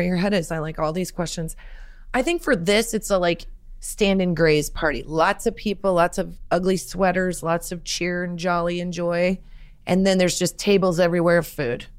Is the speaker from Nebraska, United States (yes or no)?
yes; Nebraska, United States; growing up in Nebraska, my mom was a teacher and my dad sold cars